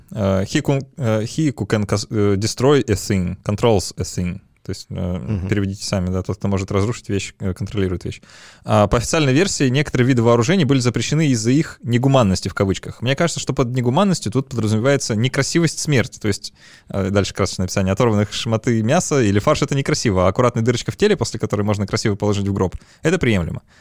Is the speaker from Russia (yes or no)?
no; Ukraine; Я из Украины в 2014-2016 году жила